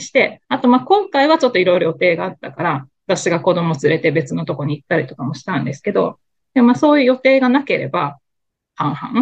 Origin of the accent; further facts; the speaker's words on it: Kobe, Hyogo, Japan; also born or lived in Tokyo; now in New York, United States; 私神戸なんですけどね、実家が